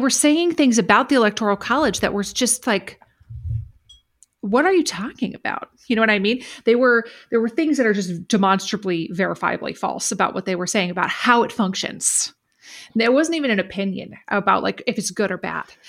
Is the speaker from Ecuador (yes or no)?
no; United States; I'm commenting from an American perspective